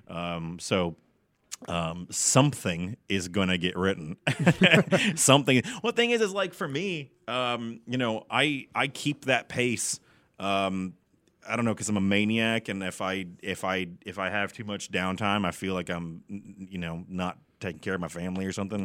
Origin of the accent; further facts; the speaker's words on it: Garland, Texas, United States; I'm from Garland. I'm a, I'm a hometown boy here